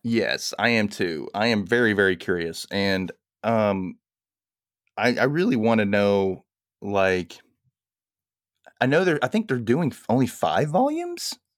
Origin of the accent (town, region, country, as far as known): United States